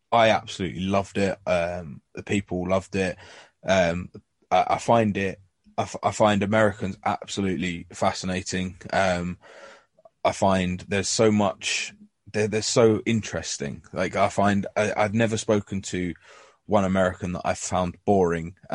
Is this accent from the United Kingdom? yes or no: yes; England, United Kingdom; you know, because I, you know, I'm English.